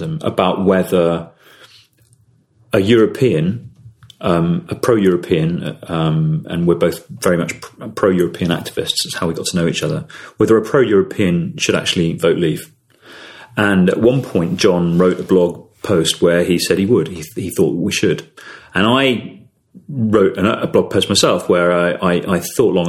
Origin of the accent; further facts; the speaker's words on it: United Kingdom; I'm British